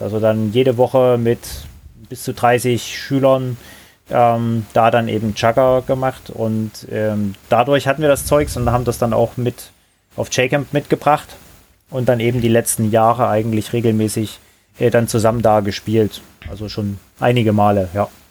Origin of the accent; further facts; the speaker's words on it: Johanngeorgenstadt, Saxony, Germany; moved away as an adult; ich bin da in, in einer kleinen Stadt, Johann Georgenstadt nennt die sich. Heimat des Schwibbogens, ganz wichtig. Also mhm. eine coole Sache. Ähm, mhm. Im wunderschönen Erzgebirge, also ist ja Sachsen, groß geworden